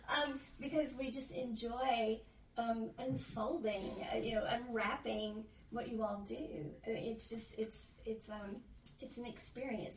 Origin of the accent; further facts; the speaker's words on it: Illinois, United States; now in Mississippi, United States; I grew up in Illinois